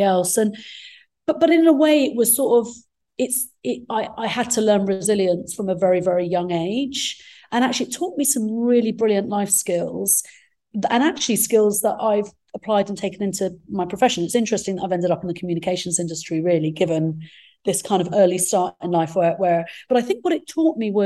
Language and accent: English; England, United Kingdom; first language Arabic; English is a second language; also born or lived in Egypt; I was born in Egypt, came to England when I was three, started school at the age of four, not speaking any English